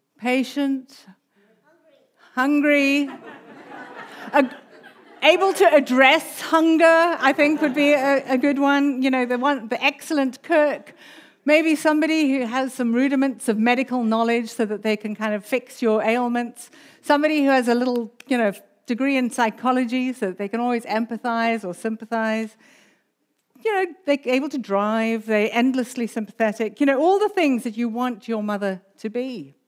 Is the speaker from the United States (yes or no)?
no; South Africa; accent: South African; also born or lived in United Kingdom; we came from the UK. But my accent's actually mainly South African, so there's a bit of a mixture there.